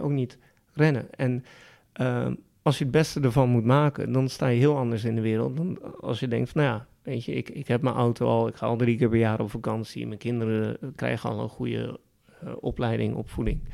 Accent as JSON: {"language": "Dutch", "country": "Netherlands", "said": "we in Nederland"}